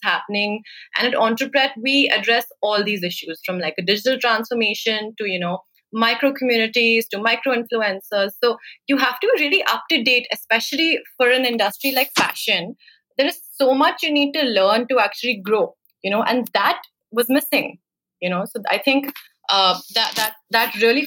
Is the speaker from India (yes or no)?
yes; Chandigarh, India; also born or lived in Italy / Bombay; I moved back home to Chandigarh, which is my hometown